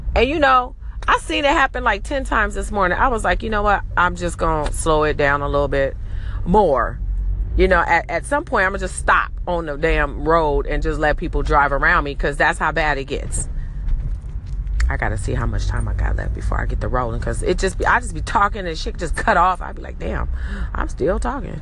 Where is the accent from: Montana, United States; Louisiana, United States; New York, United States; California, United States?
California, United States; Los Angeles; I'm from Cali. I'm from LA.